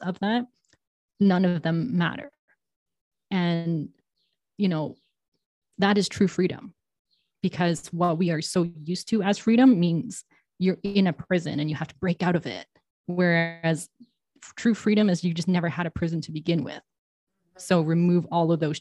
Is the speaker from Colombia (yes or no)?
no; Toronto, Ontario, Canada; first language English; moved away as an adult; also born or lived in New York / London; now in Mexico; I was born in Toronto